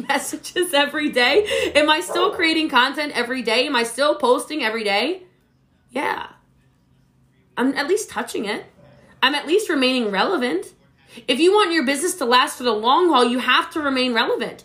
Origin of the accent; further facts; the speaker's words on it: Maryland, United States; now in Texas, United States; I'm from Maryland originally. I live in Texas